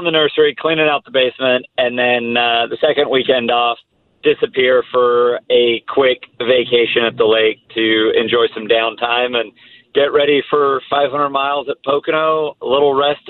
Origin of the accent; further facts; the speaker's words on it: England, United Kingdom; born there; also born or lived in Italy; I was born in England because he was working in Formula One at the time in the design office, the engineering office at McLaren Formula One. I lived in Italy for a year and a half when he was at Ferrari as well.